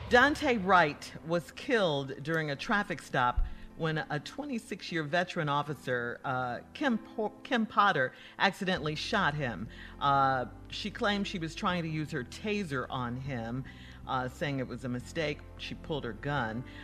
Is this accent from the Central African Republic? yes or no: yes; Central African Republic; I'm from the Central African Republic.